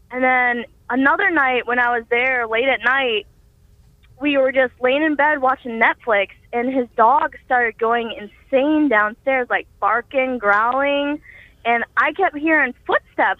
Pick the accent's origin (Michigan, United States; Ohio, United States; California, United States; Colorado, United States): Ohio, United States; Rossford; I'm from Rossford, Ohio